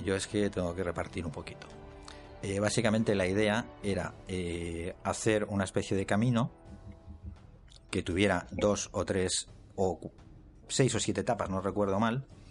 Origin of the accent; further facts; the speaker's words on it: Elche, Valencian Community, Spain; now in Crevillente, Spain; yo no soy de Creviente, soy de Elche